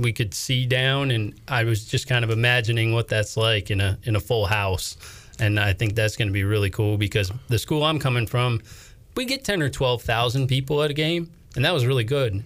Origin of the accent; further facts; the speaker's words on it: Minnesota, United States; moved away as an adult; also born or lived in Bangor, Maine; now in North Carolina, United States; originally from Minnesota, worked in a couple markets in Minnesota before moving back to Maine.